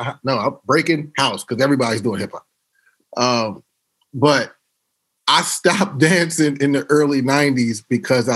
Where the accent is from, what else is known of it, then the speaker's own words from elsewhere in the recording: Harrisburg, Pennsylvania, United States; moved away; also born or lived in Philadelphia / Los Angeles; my folks that I grew up with in the Burg.